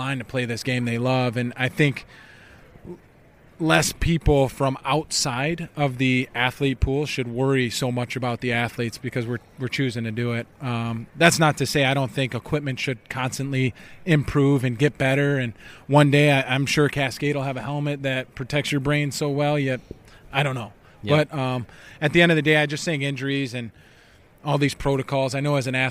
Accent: United States; I'm an American

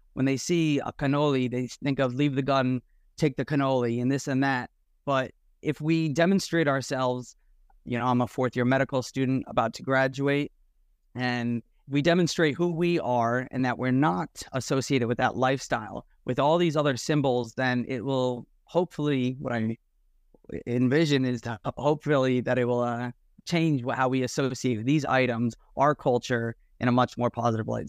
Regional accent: Nutley, New Jersey, United States; from Nutley, New Jersey.

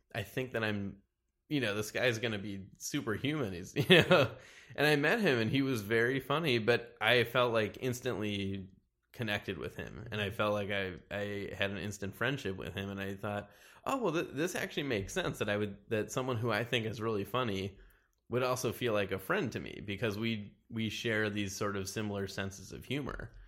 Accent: Wilmette, Illinois, United States; also born or lived in Chicago; Originally, I'm from, uh, Chicago. I lived there for the first four years of my life, and then I moved to a suburb of Chicago called Wilmette.

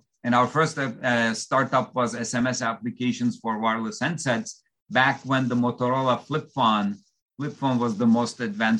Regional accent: Istanbul, Turkey; English is a second language; So I come from Istanbul, Turkey. So English actually happens to be my fourth language. So that's why you may detect a slight accent.

